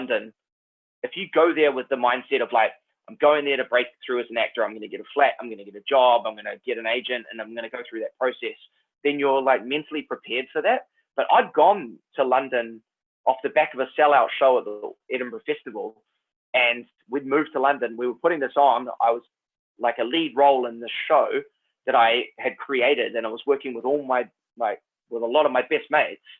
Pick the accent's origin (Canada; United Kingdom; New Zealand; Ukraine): New Zealand; accent: Kiwi; my own Kiwi accent